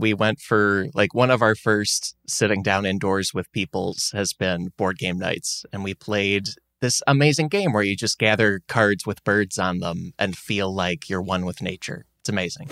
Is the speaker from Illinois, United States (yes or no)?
yes; outside Chicago, Illinois, United States; moved away as an adult; also born or lived in Syracuse, New York / Los Angeles, California; now in North Carolina, United States; I grew up with winter outside Chicago